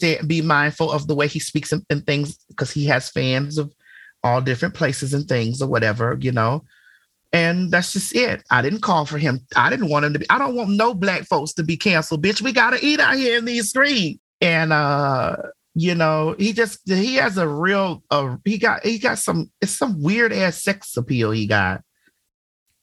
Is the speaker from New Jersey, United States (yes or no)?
no; Miami, Florida, United States; I'm from Miami